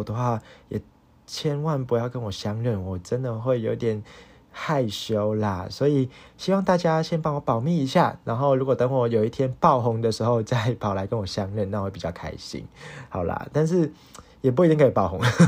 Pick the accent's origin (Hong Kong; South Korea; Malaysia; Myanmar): Hong Kong; now in Taiwan; 我不是一个台湾人，我是一个外籍生，我是一个香港人啦。